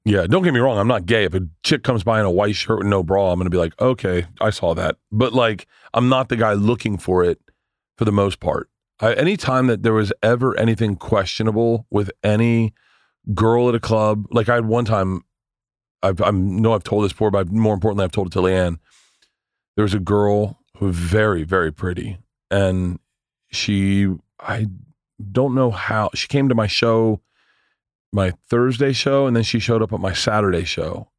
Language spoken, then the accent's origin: English; Tampa, Florida, United States; moved away; I grew up in Tampa, so I like I know everyone in Tampa.